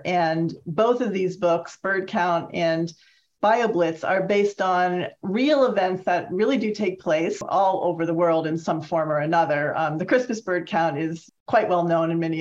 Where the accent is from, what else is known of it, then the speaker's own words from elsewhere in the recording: Massachusetts, United States; I'm from Massachusetts